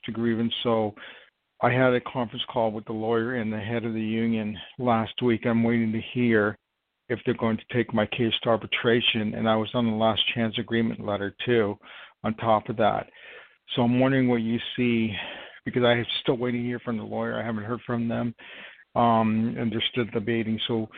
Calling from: New York, United States; I'm calling from New York.

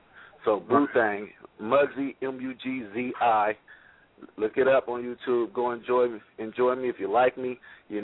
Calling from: Missouri, United States

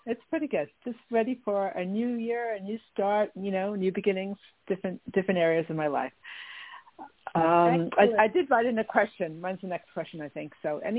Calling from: New York, United States; from New York.

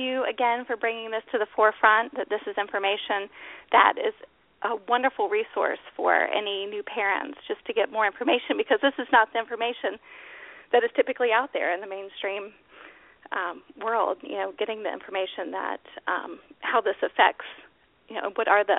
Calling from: Baltimore, Maryland, United States; Hi, from Baltimore, Maryland.

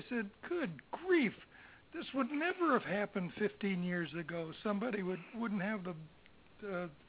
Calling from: Florida, United States; I'm from Florida.

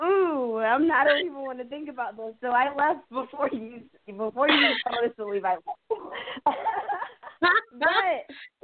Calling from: South Carolina, United States; I am in South Carolina.

